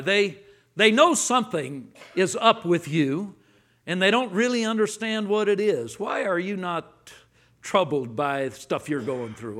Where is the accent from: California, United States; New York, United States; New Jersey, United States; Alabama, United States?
California, United States; Los Angeles; now in Texas, United States; I grew up in Los Angeles. I now live in Texas